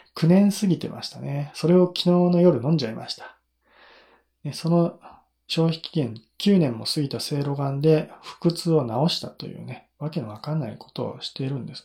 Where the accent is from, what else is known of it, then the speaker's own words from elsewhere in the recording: Nagano, Japan; 地元が長野県だからね、地元、長野県の御嶽百草岩っていうものを知ってて当然だよね